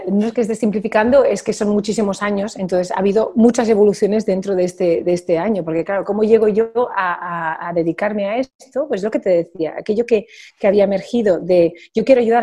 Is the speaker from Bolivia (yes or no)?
no; Barcelona, Catalonia, Spain; Spanish is a second language; Soy catalano parlante, pero no he sido nunca mi primera lengua. De hecho, yo he viajado eh, toda mi vida por el mundo y hablo mejor francés e inglés que catalán, a pesar de que yo sea de Barcelona.